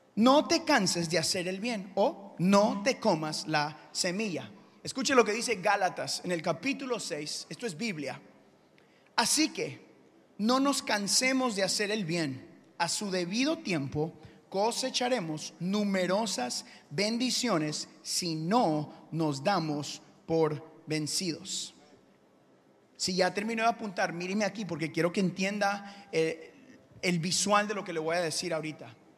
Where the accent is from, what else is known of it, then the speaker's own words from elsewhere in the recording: Houston, Texas, United States; also born or lived in Guatemala; yo crecí acá en Houston